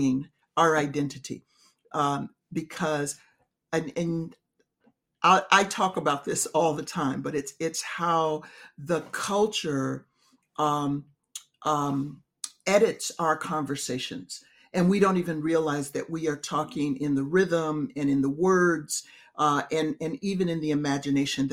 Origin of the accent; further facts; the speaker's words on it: Chicago, Illinois, United States; raised in the Black church, I was educated in public school in inner city Chicago